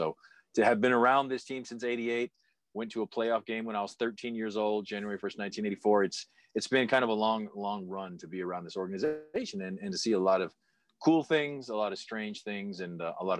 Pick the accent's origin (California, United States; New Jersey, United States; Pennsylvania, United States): California, United States; Barstow; moved away as an adult; also born or lived in Bay Area; now in Las Vegas, United States; when I grew up in Barstow.